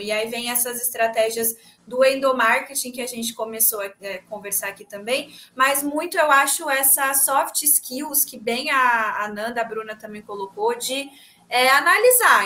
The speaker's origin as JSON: {"language": "Portuguese", "region": "São Paulo", "country": "Brazil", "said": "eu hoje eu tô no interior também, que eu tô em São José do Rio Preto, na casa da minha mãe, mas eu sou de São Paulo"}